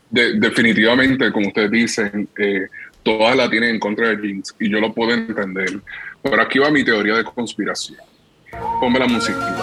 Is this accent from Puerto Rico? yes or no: yes; Puerto Rico; nosotros como puertorriqueños y como caribeños